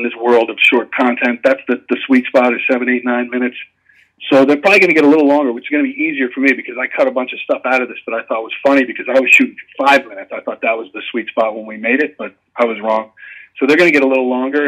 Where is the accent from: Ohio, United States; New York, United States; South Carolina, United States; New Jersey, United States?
New York, United States; Shoreham; I grew up in Shoreham on Long Island.